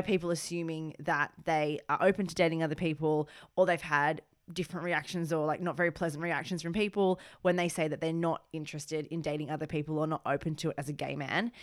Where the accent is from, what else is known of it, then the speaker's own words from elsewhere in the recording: Australia; now in United Kingdom; being Australian born